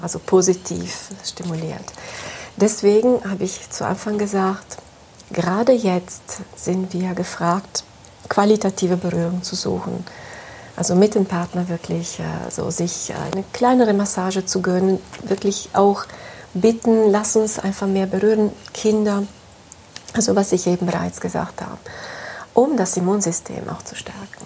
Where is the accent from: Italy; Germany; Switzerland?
Italy; moved away; Ich komme aus dem Süden Europas, aus Italien. Ich bin dort auch aufgewachsen